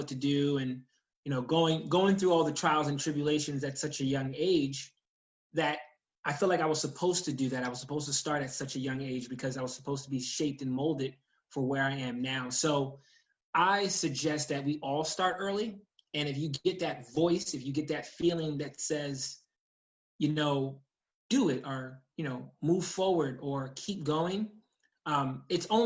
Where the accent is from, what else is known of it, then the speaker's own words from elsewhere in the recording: New York, United States; I grew up in New York State